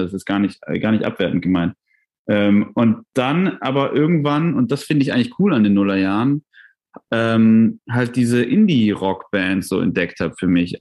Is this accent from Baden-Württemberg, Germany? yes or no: yes; Tübingen, Baden-Württemberg, Germany; in Tübingen, wo ich aufgewachsen bin